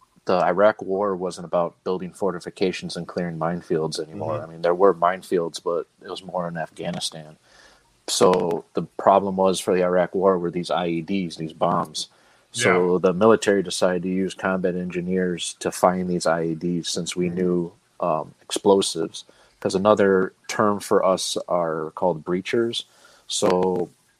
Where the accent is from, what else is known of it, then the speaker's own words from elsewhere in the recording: Chicago, Illinois, United States; I grew up on the north side of Chicago.